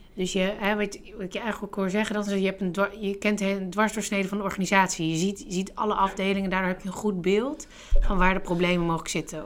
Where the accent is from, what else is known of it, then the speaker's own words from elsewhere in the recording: Netherlands; wij als Nederlanders